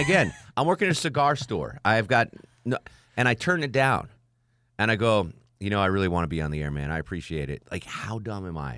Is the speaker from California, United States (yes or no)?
no; Connecticut, United States; moved away; I'm from Connecticut